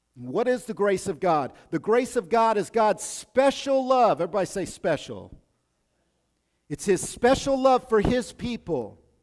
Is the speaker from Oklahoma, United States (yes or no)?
yes; Oklahoma, United States; I'm from Oklahoma, I know about those Bodunk towns.